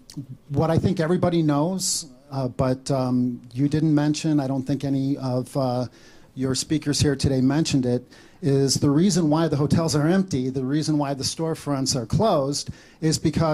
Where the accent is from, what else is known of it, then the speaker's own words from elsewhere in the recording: Chicago, Illinois, United States; I was born and raised in Chicago